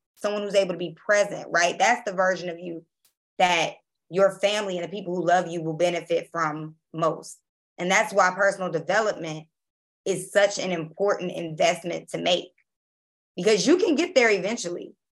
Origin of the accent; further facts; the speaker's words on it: Baltimore, Maryland, United States; also born or lived in Jackson, Mississippi; now in New Orleans, United States; I'm from Baltimore, Maryland, by way of Jackson, Mississippi. And I live in New Orleans, Louisiana.